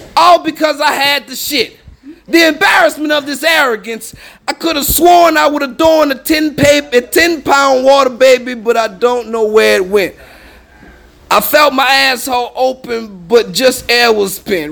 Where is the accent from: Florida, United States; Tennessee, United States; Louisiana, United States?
Louisiana, United States; New Orleans; also born or lived in Los Angeles; I'm not from LA. I'm from New Orleans, but I came from LA.